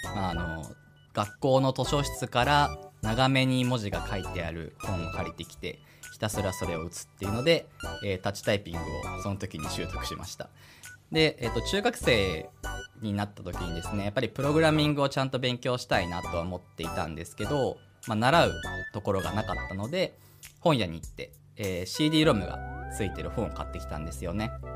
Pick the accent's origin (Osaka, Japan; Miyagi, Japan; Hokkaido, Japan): Hokkaido, Japan; Hidaka; also born or lived in Tomakomai, Hokkaido / Sapporo, Hokkaido; 出身は北海道の日高町というところなんですけど